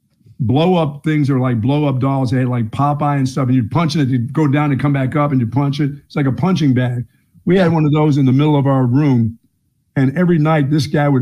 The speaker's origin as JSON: {"language": "English", "town": "Bethlehem", "region": "Pennsylvania", "country": "United States", "also_born_or_lived": "Greensboro, North Carolina", "moved": "yes", "said": "Bethlehem, Pennsylvania"}